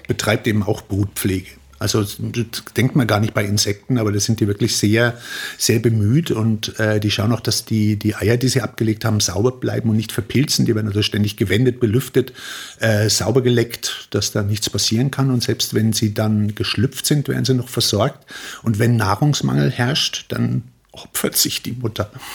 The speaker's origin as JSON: {"language": "German", "country": "Germany", "moved": "yes", "lives_now": "Austria", "said": "als Deutscher"}